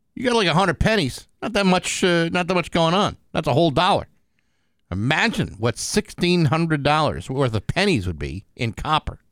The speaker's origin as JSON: {"language": "English", "town": "Rehoboth", "region": "Massachusetts", "country": "United States", "tie": "born or raised there", "moved": "yes", "said": "my hometown of, uh, Rehoboth, Mass"}